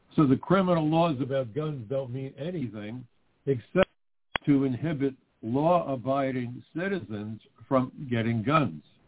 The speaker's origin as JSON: {"language": "English", "region": "New York", "country": "United States", "tie": "born or raised there", "said": "my hometown of New York"}